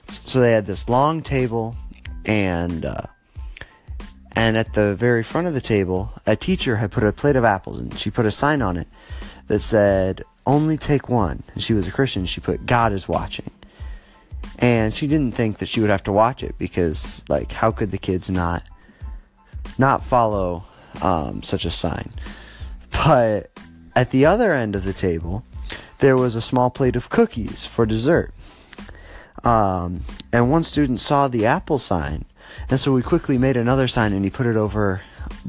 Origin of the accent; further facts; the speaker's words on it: Northwest Ohio, United States; moved away; I am originally from Northwest Ohio